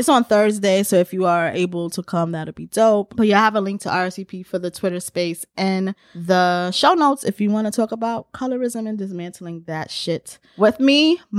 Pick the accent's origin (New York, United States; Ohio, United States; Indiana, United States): New York, United States; because I know that I've been doing it as a New Yorker.